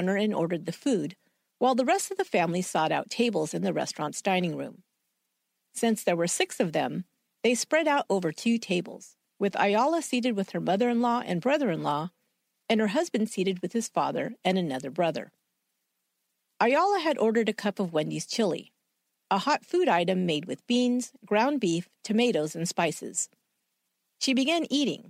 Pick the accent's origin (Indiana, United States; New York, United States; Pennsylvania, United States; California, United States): California, United States; San Jose; my hometown of San Jose, California